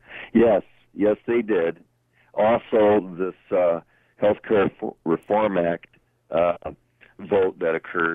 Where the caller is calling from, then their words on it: Davison, Michigan, United States; Davison, east of Flint.